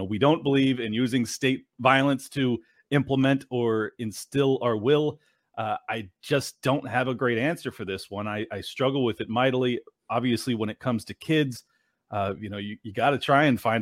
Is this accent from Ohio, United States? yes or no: no; San Diego, California, United States; moved away as an adult; now in Miami, United States; I was born and raised in San Diego